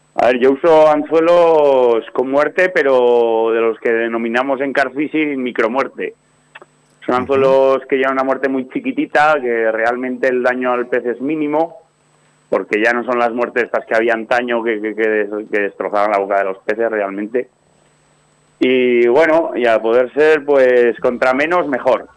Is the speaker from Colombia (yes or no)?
no; Soria, Castile and León, Spain; de aquí de mi, de mi pueblo